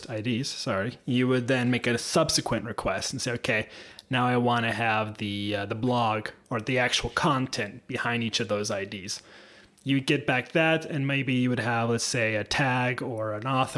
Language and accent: English; Seattle, Washington, United States; moved away; I'm from Seattle originally